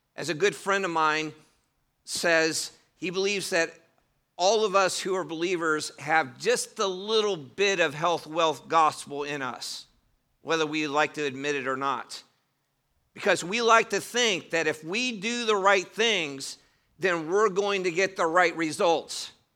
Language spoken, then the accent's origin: English; Cleveland, Ohio, United States; moved away; I did grow up in Cleveland, Ohio, in a southern home